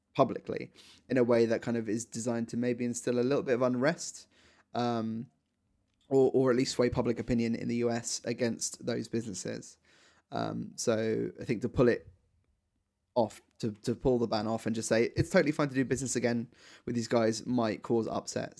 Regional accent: United Kingdom; as British people

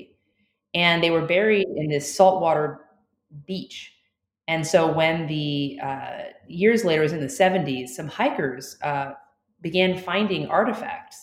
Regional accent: Florida, United States; I was born in Florida, and I am a part of a Cuban-American family on one side

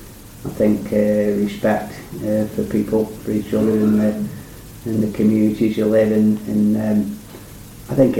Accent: Stoke-on-Trent, West Midlands, United Kingdom; I'm from Stoke

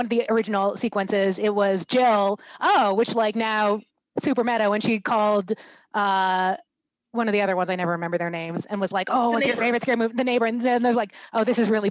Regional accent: California, United States; I grew up in California. Like, I even grew up in a relatively white part of California

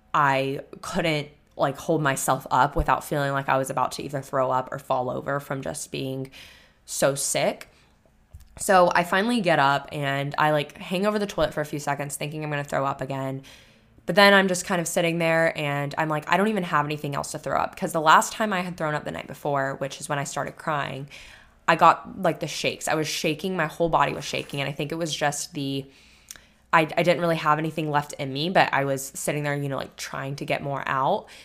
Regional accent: Florida, United States; now in Texas, United States; growing up in Florida

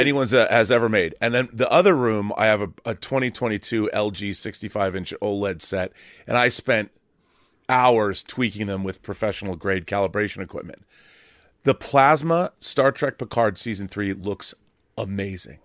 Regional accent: Seattle, Washington, United States; moved away as an adult; also born or lived in California; I moved from where I grew up in Seattle. I moved to California to go to college at U S C

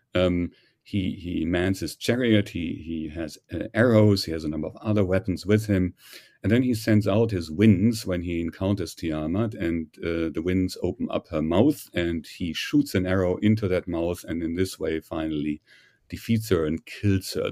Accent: Germany; accent: German; English is a second language; moved away as an adult; also born or lived in Heidelberg, Germany / Göttingen, Germany; now in United States; My background, however, is, uh, German, as you may have surmised from my, from my accent.

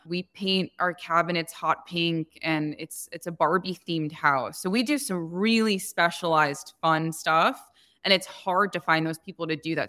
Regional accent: New Jersey, United States; moved away as an adult; also born or lived in Manhattan, New York / Cupertino, California; now in Scottsdale, United States; I was born and raised in New Jersey, and I lived between Jersey and Manhattan up until I was, like, twenty-two

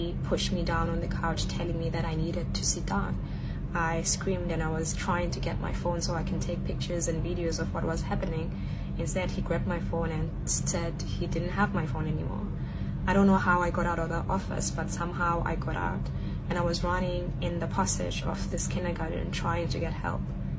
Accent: South Africa; now in Shanghai, China; I'm from South Africa. I'm currently based in Shanghai, China, and I work as a kindergarten teacher.

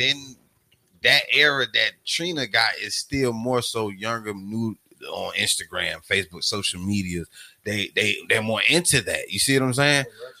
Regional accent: Jacksonville, Florida, United States; I'm from Jacksonville, y'all.

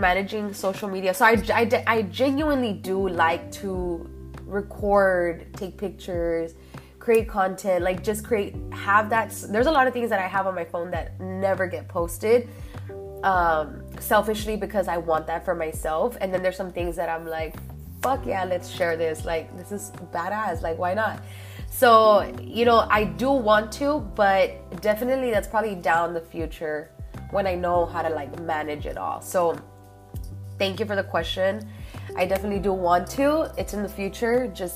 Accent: Laredo, Texas, United States; moved away as an adult; I love my hometown

